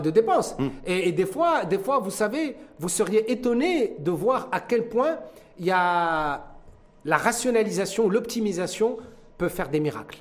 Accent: Morocco; chez nous au Maroc

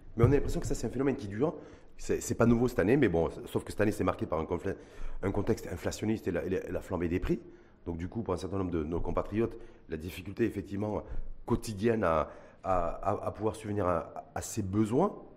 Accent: Morocco; chez nous au Maroc

